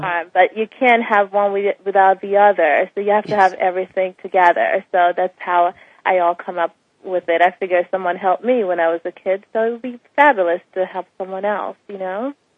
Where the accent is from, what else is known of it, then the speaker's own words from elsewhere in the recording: Bahamas; moved away as an adult; also born or lived in Jamaica; I'm from the Bahamas. Um, my parents are both Jamaicans. Um, I spent part of my life in Jamaica and then the rest in the Bahamas, attending school and graduated